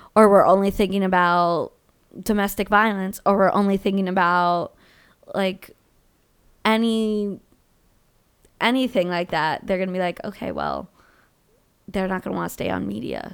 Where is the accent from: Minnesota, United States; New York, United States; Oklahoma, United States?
New York, United States; Long Island; I'm from Long Island